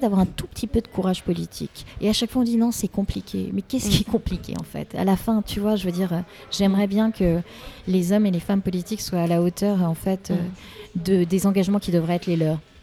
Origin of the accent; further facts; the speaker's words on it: Paris, Île-de-France, France; Je suis une Parisienne, je vis à Paris, j'élève mes mm. deux filles à Paris